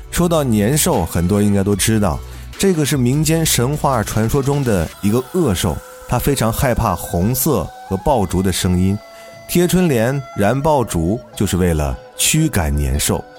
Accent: China; 这个节日对于我们中国人来讲，那真的是重要的不能再重要了

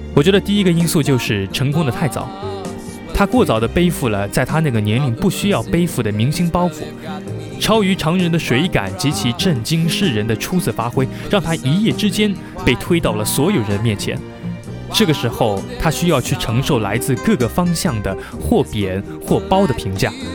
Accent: Zhejiang, China; 深为一个浙江人

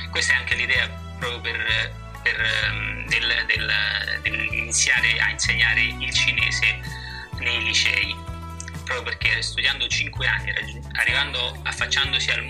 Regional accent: Rome, Lazio, Italy; moved away; Beh, Roma mi manca molto, devo dire, è una città

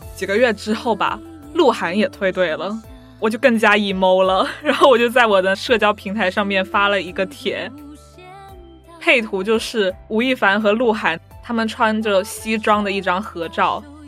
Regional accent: Hong Kong; 我来自香港

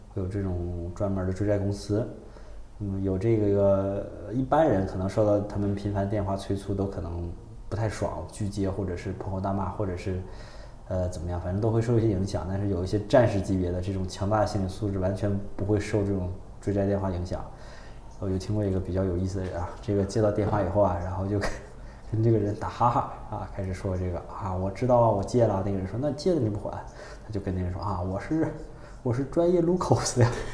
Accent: China; 我们中国人

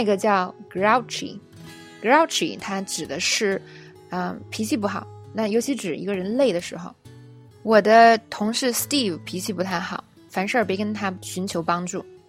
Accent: China; 我们中国人

